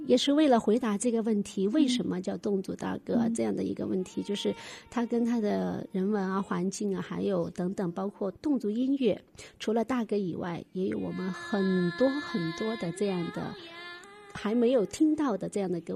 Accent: Jinping and Tianzhu area, Guizhou, China; 在我们的锦屏，呃，天柱一带，我们的北部方言地区

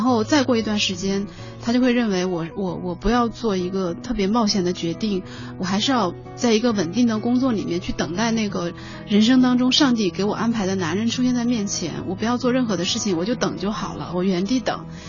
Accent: Sichuan, China; 我是四川人嘛，四川，四川的那种环境

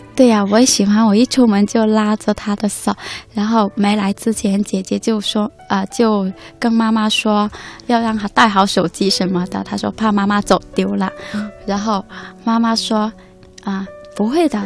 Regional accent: Meizhou, Guangdong, China; 来自广东梅州

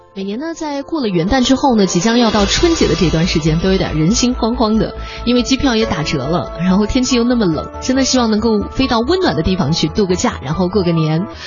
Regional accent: the Northwest, Northwest China, China; moved away; 因为我小的时候是在西北长大的

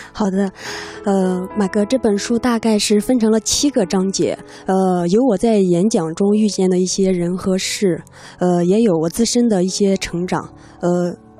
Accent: Shandong, China; 我是山东人

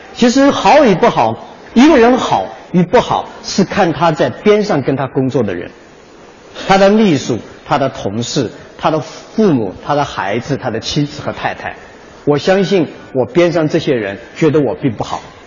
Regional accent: Wenzhou, Zhejiang, China; 我是那个一名九零后的创业者，我来自温州

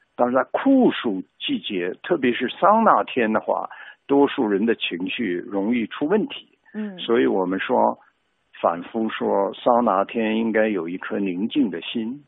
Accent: China; 我中国人

